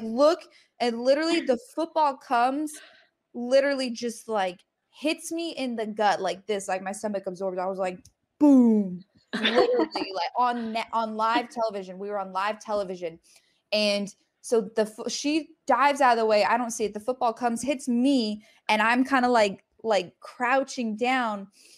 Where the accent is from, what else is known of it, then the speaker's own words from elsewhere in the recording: Colorado, United States; there was one time I went to Colorado State, cause I'm from Colorado.